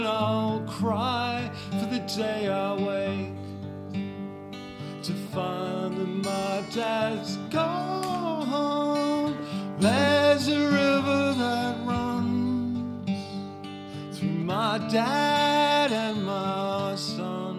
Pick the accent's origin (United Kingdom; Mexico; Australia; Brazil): Australia; Canberra, Australian Capital Territory; I grew up in Canberra, just the other side of Duntroon, so I grew up in Campbell